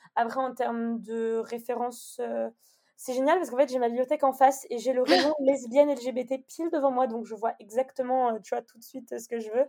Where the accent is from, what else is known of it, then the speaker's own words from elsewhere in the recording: Annecy, Auvergne-Rhône-Alpes, France; moved away as an adult; now in Bordeaux, France; je viens d'Annecy. je suis née à Annecy et j'ai mhm. déménagé à Bordeaux maintenant.